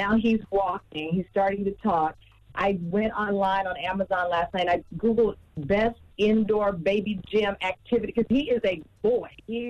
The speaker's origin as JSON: {"language": "English", "region": "Texas", "country": "United States", "tie": "born or raised there", "said": "I grew up in Texas. I could be outside riding my bike, hanging out with my cousins."}